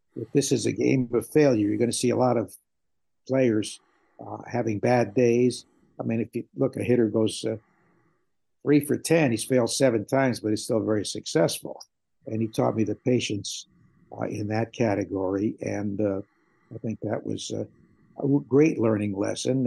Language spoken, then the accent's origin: English; New Haven, Connecticut, United States; moved away; I grew up in the New Haven area